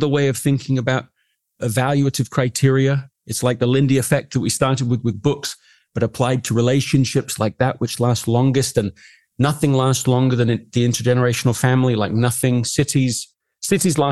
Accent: England, United Kingdom; I grew up in England

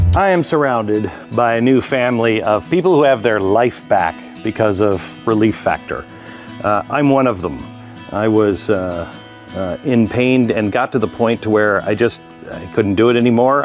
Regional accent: Texas, United States; as a Texan

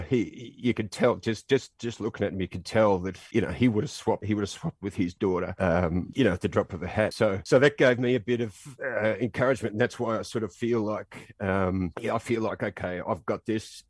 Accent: Australia; moved away as an adult

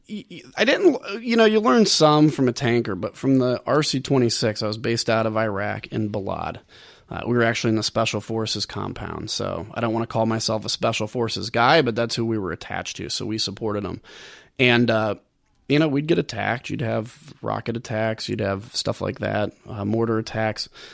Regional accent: Bloomington, Illinois, United States; I was from downstate, I was from Bloomington

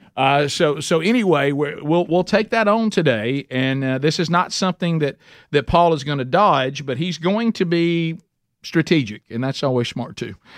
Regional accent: Alabama, United States; I'm from Alabama

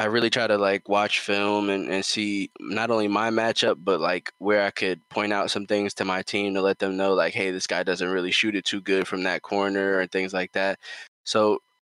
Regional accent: New York City, New York, United States; growing up in New York City, playing high school basketball in New York City and Queens and Brooklyn

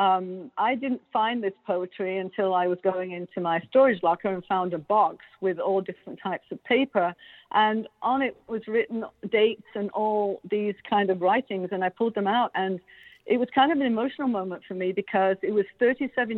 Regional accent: Derbyshire, East Midlands, United Kingdom; moved away as an adult; also born or lived in Beaumont, Quebec, Canada; now in Quebec, Canada; I was born in Derbyshire

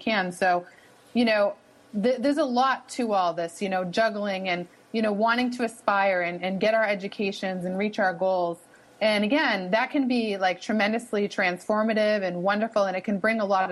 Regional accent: Boston, Massachusetts, United States; accent: wicked (Boston); I'm situated here at Northeastern, and that's in Boston, Massachusetts. So maybe you can pick up on my wicked accent a little bit here

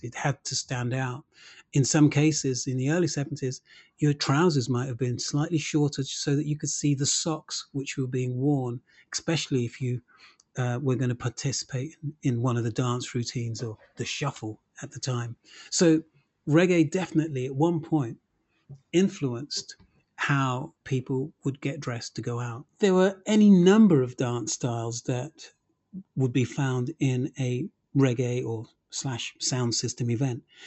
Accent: Birmingham, West Midlands, United Kingdom; I did not grow up in Brent, as I'm from Birmingham, Handsworth in Birmingham

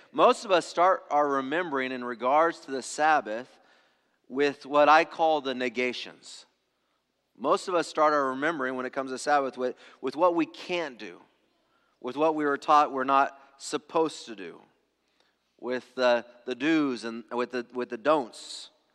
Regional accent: Angwin and Loma Linda, California, United States; I grew up in the Adventist ghettos. So, like, Angwin and Loma Linda

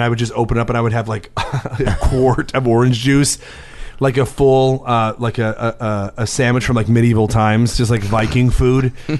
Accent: Chicago, Illinois, United States; we're from Chicago.

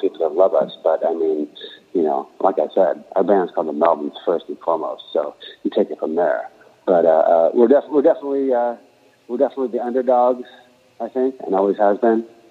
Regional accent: Aberdeen, Washington, United States; moved away; a country bumpkin coming from Aberdeen, Washington

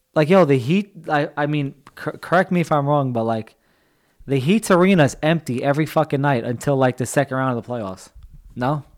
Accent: United States; I'm American

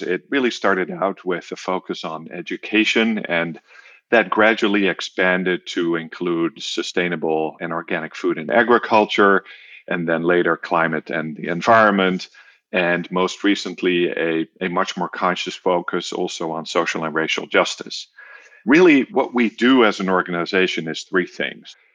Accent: Netherlands; moved away; also born or lived in Germany / North America; I am from the Netherlands originally

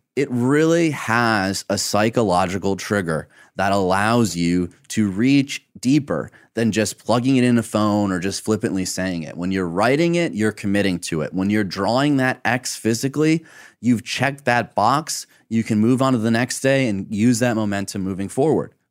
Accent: Michigan, United States; growing up in Michigan

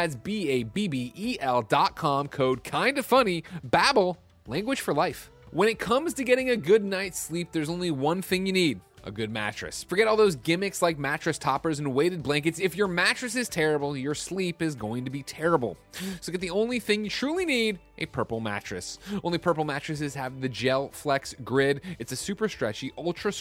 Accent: Midwest, United States; as a child growing up in the Midwest

